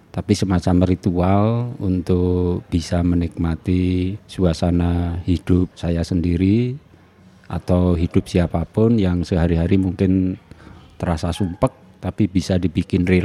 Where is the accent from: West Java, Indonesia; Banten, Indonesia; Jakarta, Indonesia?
West Java, Indonesia; Sukabumi; born there; Saya lahir di Sukabumi meskipun kedua orang tua saya berasal dari Sleman, Jogja.